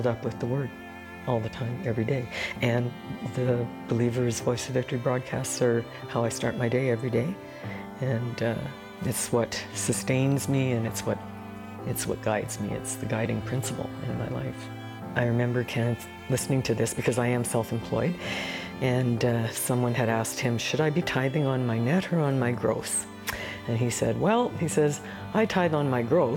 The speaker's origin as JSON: {"language": "English", "town": "Calgary", "region": "Alberta", "country": "Canada", "said": "I'm from Calgary."}